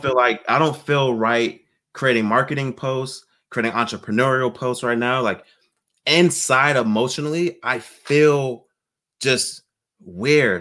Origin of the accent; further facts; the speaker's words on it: Virginia Beach, Virginia, United States; moved away as an adult; now in San Diego, United States; My wife and I, we grew up in Virginia Beach